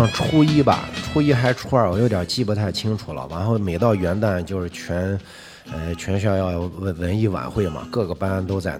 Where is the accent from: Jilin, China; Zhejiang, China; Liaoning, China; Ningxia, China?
Ningxia, China; Yinchuan; 从小在银川呃土生土长的